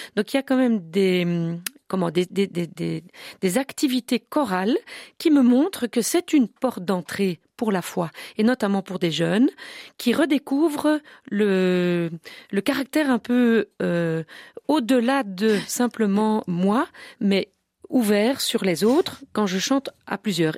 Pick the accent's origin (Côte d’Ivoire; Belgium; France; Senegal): Belgium; Brussels, Brussels-Capital Region; chez nous à Bruxelles